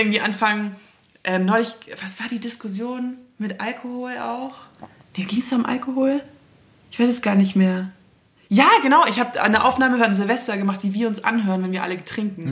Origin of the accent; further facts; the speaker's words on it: Southern Bavaria, Germany; ich bin im Südbayern aufgewachsen